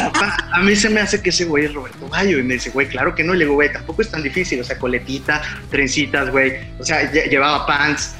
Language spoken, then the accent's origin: Spanish; Puebla, Mexico; como buen eh, poblano